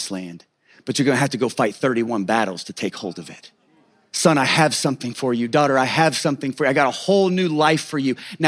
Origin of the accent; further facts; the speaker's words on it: Kansas, United States; I grew up in Kansas, out in the country.